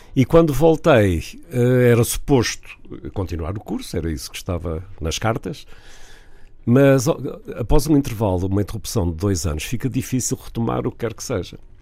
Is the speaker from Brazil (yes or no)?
no; Vila do Conde, Norte, Portugal; also born or lived in Porto; eu nasci no Porto, cresci em Vila de Conde, mas nasci no Porto